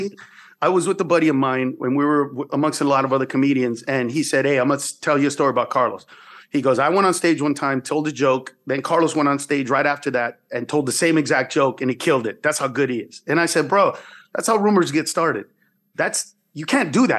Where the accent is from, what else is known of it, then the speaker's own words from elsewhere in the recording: San Pedro Sula, Cortés, Honduras; I was born in San Pedro Sula, Honduras.